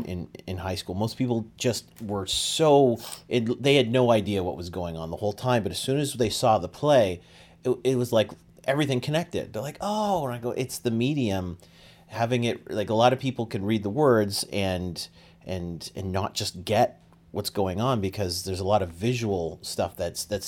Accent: Canada; accent: Canadian; the Canadian in my accent

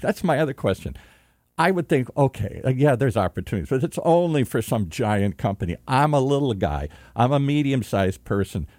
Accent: Michigan, United States; I'm from Michigan

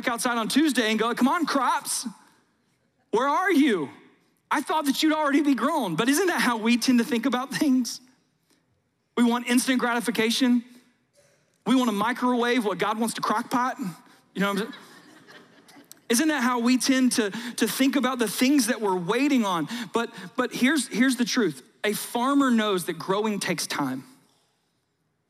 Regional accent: South Georgia, United States; I grew up in South Georgia

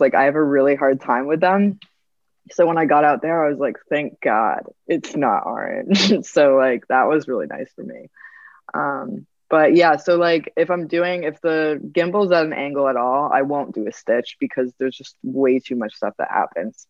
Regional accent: Rhode Island, United States; I'm from Rhode Island in the United States

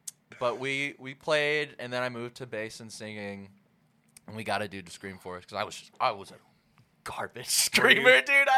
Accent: Jacksonville, Arkansas, United States; I was born in Jacksonville, yeah.

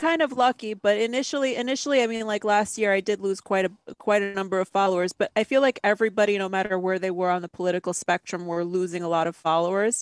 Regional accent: New York, United States; I'm from New York. I was a child of the 90s

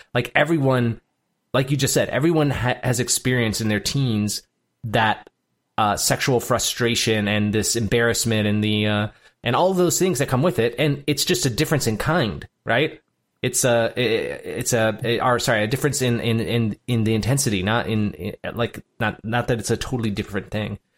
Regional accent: United States; I was born in America and not Djibouti.

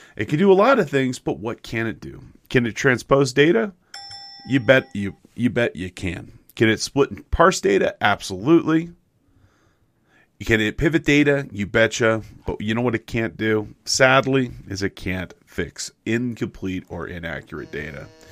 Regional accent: Big Bear Lake, California, United States; my hometown, Big Bear Lake, California

